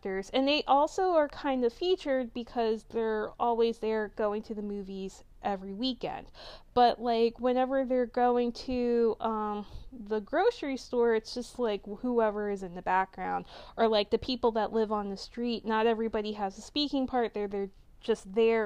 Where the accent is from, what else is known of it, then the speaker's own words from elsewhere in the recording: Delaware, United States; I'm from Delaware.